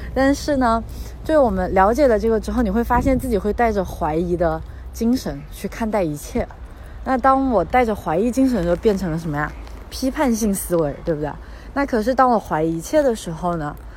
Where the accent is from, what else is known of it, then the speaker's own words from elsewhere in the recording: China; 我们在国内长大，在马克思主义 哲学环境下长大